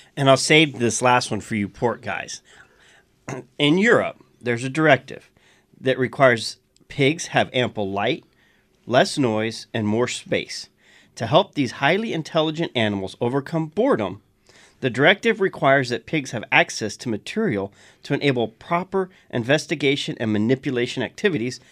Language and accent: English; South Louisiana, United States; I'm from South Louisiana